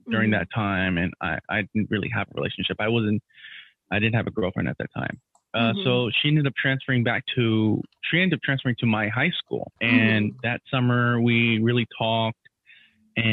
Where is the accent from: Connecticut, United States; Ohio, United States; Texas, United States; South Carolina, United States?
Texas, United States; Houston; I'm from Houston